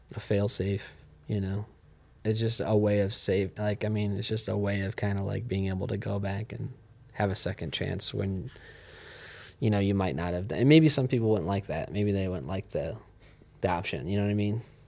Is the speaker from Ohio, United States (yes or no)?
yes; Ohio, United States; I grew up here